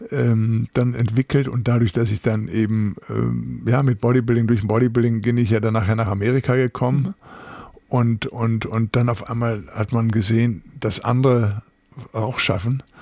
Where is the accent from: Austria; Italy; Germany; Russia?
Germany; Recklinghausen, North Rhine-Westphalia; ich bin im Arbeiterviertel Recklinghausen Süd groß geworden.